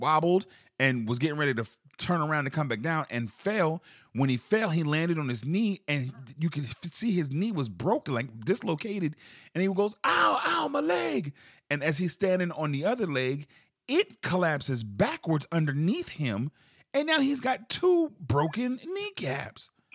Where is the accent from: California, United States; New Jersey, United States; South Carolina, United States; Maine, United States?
South Carolina, United States; Charleston; growing up in Charleston, South Carolina